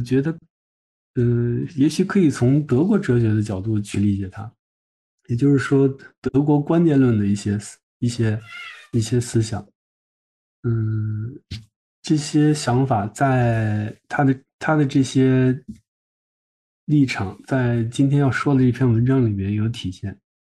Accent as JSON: {"language": "Chinese", "country": "China", "said": "对我们中国人阅读来说"}